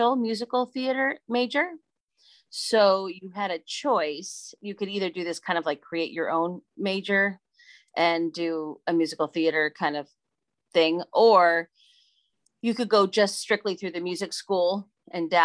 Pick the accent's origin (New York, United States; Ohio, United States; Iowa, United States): Iowa, United States; Clinton; My hometown of Clinton, Iowa